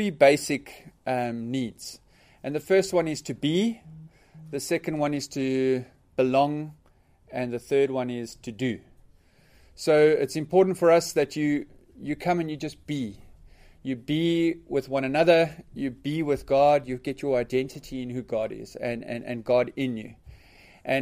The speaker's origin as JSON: {"language": "English", "town": "Port Elizabeth", "region": "Eastern Cape", "country": "South Africa", "tie": "born or raised there", "said": "I was born and bred in South Africa in a city called Port Elizabeth"}